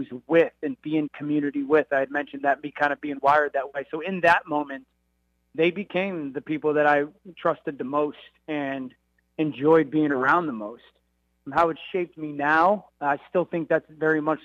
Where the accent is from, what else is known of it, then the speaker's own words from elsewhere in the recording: Connecticut, United States; I'm a kid from Connecticut